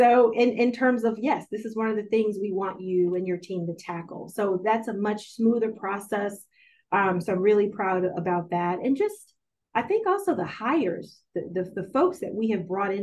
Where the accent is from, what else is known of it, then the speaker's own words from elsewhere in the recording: Powhatan, Virginia, United States; moved away; also born or lived in Washington, D.C.; I grew up in Powhatan, Virginia, on a small farm